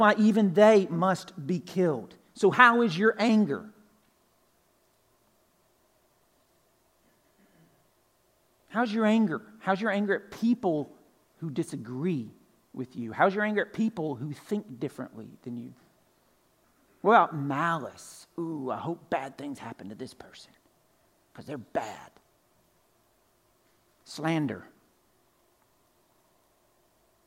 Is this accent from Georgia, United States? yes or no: yes; Pine Log, Georgia, United States; I'm originally from Pine Log, right? Northwest Georgia, country, way out in the country. Grew up on a farm